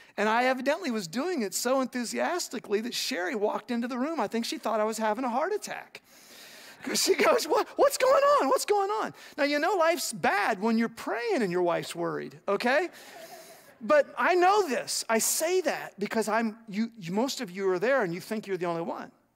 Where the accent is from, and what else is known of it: United States